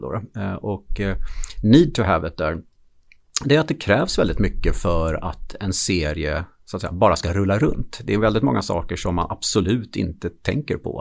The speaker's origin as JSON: {"language": "Swedish", "region": "Gotland", "country": "Sweden", "tie": "born or raised there", "said": "jag är född på Gotland då, så att eh, jag skulle börja spela hockey i Visby AIK. Och jag var, tror jag, sex år gammal"}